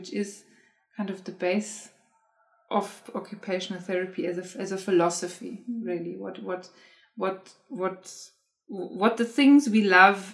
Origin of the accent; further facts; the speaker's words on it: Germany; moved away; I am originally from Germany, and I grew up in Germany, and I studied in Germany.